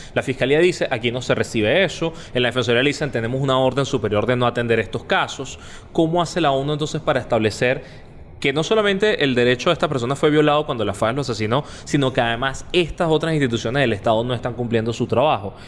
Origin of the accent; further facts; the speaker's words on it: Venezuela; como ciudadano venezolano